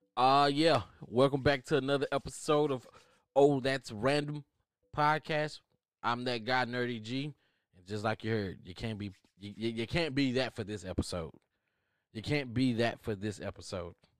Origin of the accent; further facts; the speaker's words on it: United States; I am American